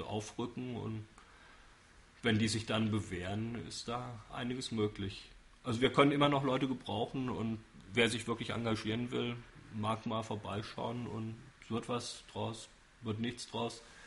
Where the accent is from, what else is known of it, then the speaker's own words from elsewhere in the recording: Frankfurt, Hesse, Germany; now in Würzburg, Germany; Frankfurt höchst. Im städtischen Krankenhaus bin ich geboren, dann zehn Jahre in einem Vorort gelebt, der Psalsheim heißt.